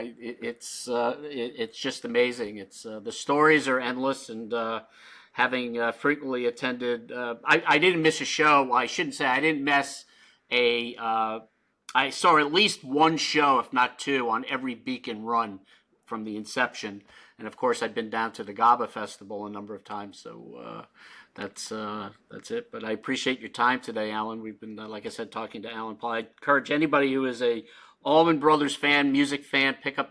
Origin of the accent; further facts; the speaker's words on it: Long Island, New York, United States; I grew up on Long Island